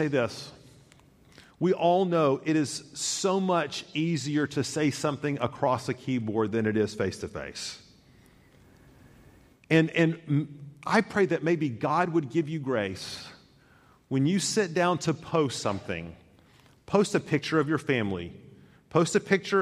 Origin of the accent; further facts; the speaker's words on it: Chattanooga, Tennessee, United States; growing up in Chattanooga, which is surrounded by lakes and rivers and such